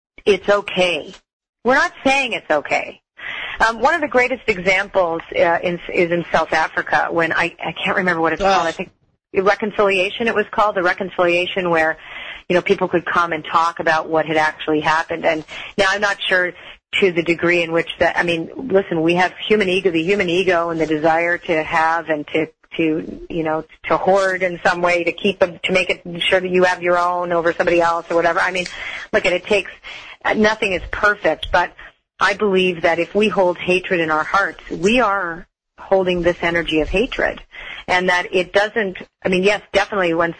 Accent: Toronto, Ontario, Canada; I was raised in Toronto

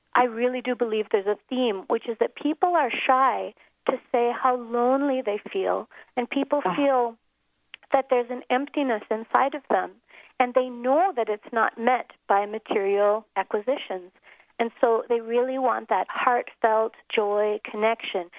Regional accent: Minneapolis, Minnesota, United States; moved away as an adult; now in South Africa; an ordinary childhood in Minneapolis, growing up in the snow

